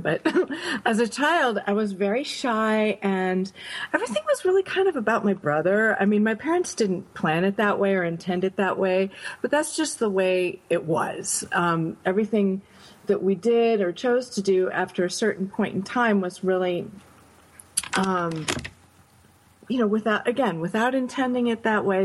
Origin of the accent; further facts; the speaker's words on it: Binghamton, New York, United States; also born or lived in Grinnell, Iowa; I grew up upstate New York in a little town called Binghamton